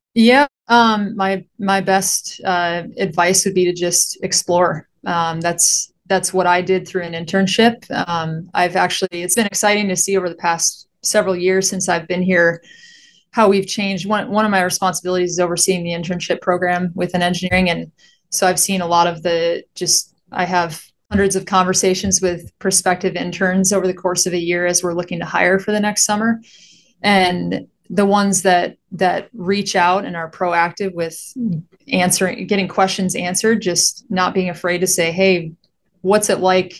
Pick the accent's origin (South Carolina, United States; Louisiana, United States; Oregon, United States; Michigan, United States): Michigan, United States; moved away as an adult; now in Phoenix, United States; I grew up in Michigan. I was there for, what was it, twenty-two years or so, and then I, I headed out here right after graduation